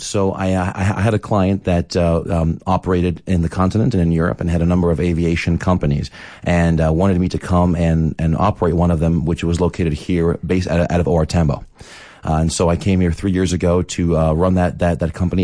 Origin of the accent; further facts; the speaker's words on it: Philadelphia, Pennsylvania, United States; moved away as an adult; also born or lived in Boston / New York; now in Johannesburg, South Africa; my hometown.